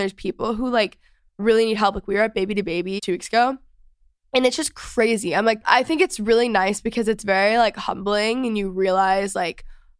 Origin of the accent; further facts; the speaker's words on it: Texas, United States; now in Los Angeles, United States; I'm from Texas.